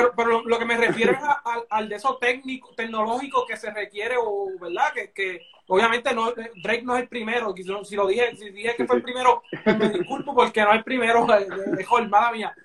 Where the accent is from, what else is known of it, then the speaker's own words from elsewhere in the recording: Puerto Rico; que nos, hicieron como, como, puertorriqueños